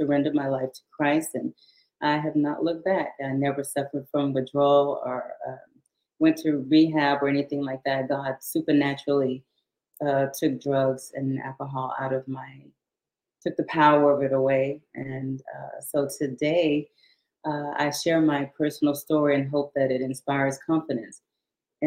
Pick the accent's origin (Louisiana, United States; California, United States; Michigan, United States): Louisiana, United States; Shreveport; also born or lived in Houston, Texas; I was born in 1956 in Houston, Texas, but my family moved back to their hometown after my dad retired from the military when I was 7 years old. So I was raised in Shreveport, Louisiana